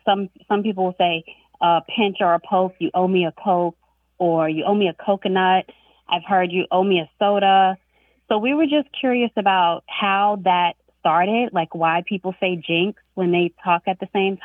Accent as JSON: {"language": "English", "area": "Long Island", "region": "New York", "country": "United States", "tie": "born or raised there", "moved": "yes", "lives_now": "Jacksonville, United States", "said": "I grew up in Long Island"}